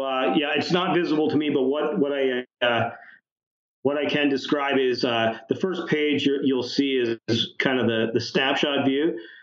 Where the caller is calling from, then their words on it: London, Ontario, Canada; London, Ontario. We're halfway between Detroit and Toronto.